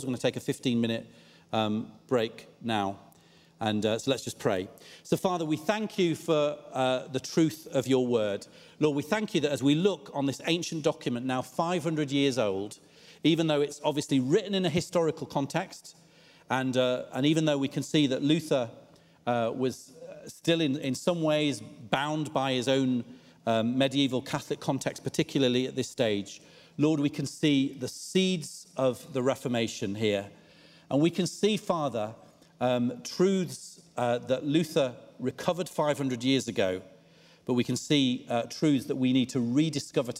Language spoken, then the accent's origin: English; United Kingdom; a lot of us as British people